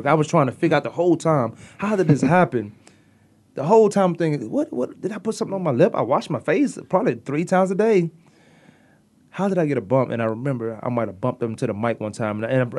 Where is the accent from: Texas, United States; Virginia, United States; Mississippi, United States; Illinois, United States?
Virginia, United States; Newport News; now in Arizona, United States; I grew up in Virginia, Newport News, Virginia.